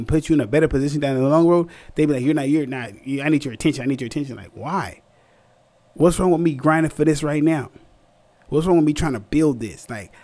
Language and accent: English; San Antonio, Texas, United States; moved away; also born or lived in California; I'm from the South, San Antonio, Texas